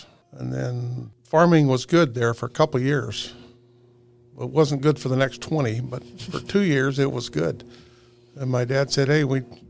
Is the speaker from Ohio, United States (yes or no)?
no; Rupert, Idaho, United States; moved away; I was born in the hospital in Rupert, Idaho. We lived there till I was 4 years old and lived on a farm by the Snake River.